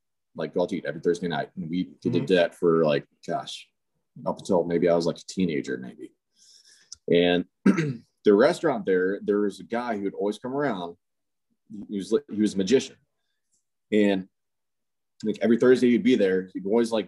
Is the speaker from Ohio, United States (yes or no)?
yes; Castalia, Ohio, United States; moved away as an adult; also born or lived in Willshire, Ohio / Mexico; we just moved back up into Ohio, where I'd spent largest majority of my life, which was a place called Castillo, Ohio. Really small town. Every time I tell someone, you know, oh yeah, that's where I'm from